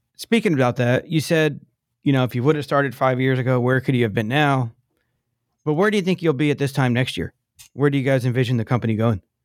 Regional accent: East Coast, United States; now in San Diego, United States; I grew up on the East Coast.

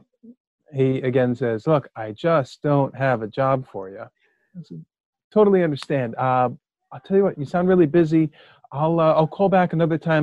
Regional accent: United States; also born or lived in Bethlehem, Pennsylvania; I grew up right outside New York City

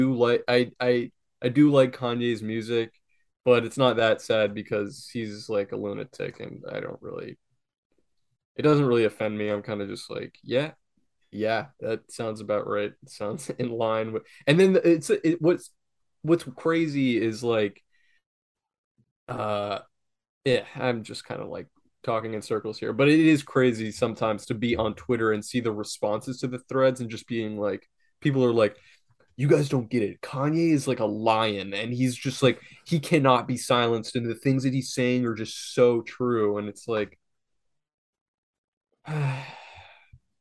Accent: South Florida, United States; I grew up in South Florida. There's a ton of Jews here

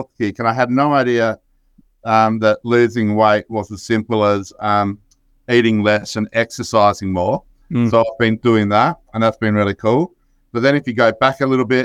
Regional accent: Perth, Western Australia, Australia; moved away; also born or lived in New South Wales; I grew up in Perth in Western Australia

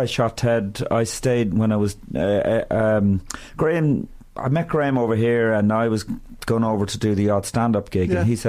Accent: County Meath, Ireland; also born or lived in Tuam, Galway; I was born in Tuam in Galway, and then when I was about five, we moved to Meath.

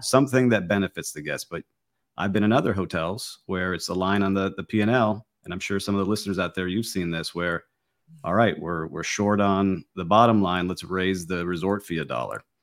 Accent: Miami, Florida, United States; I am born and raised in Miami

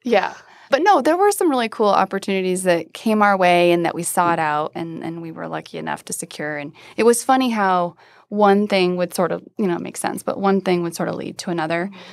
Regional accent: Iowa, United States; now in Denver, United States; I grew up in Iowa

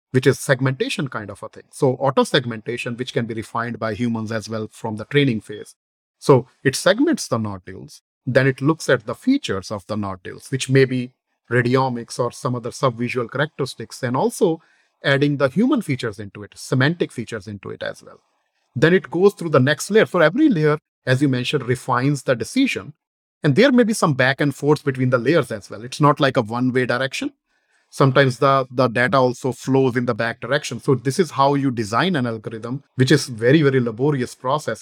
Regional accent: northern India, India; moved away as an adult; now in United States; I was born in India, the northern portion of India, uh, in a businessman family.

